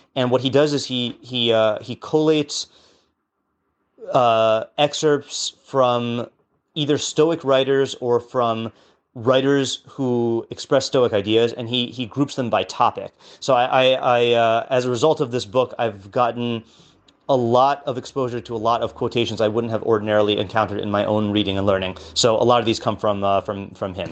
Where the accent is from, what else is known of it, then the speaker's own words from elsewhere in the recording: West Coast, United States; now in New York, United States; I grew up on the West Coast